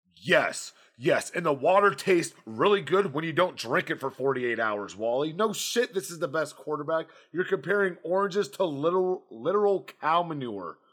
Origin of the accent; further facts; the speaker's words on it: United States; moved away; we're from Carolina